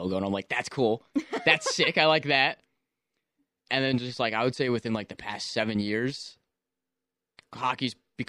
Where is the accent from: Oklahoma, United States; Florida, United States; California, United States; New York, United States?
Florida, United States; I grew up in Florida